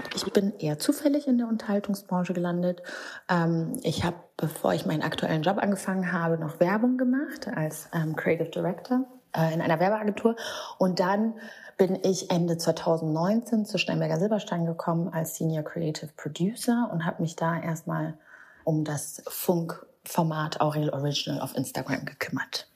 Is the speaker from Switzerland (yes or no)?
no; Rwanda; moved away; Ich bin in Rwanda ähm, geboren und aufgewachsen